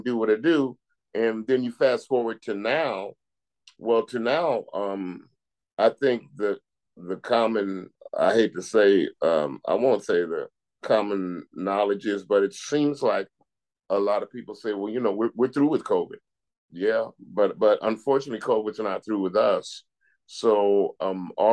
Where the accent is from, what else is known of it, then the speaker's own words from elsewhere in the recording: California, United States; now in Dutchess County, United States; I grew up in California